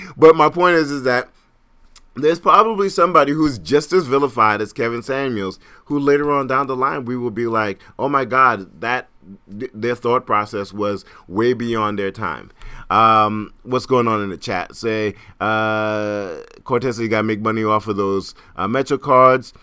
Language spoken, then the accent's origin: English; Trinidad & Tobago; also born or lived in Brooklyn, New York; now in New York City, United States; I am Caribbean, I'm from Trinidad.